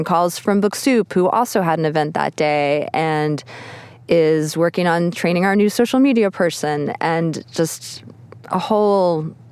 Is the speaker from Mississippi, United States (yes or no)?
no; Texas, United States; moved away; I'm originally from Texas, and my family's from this small town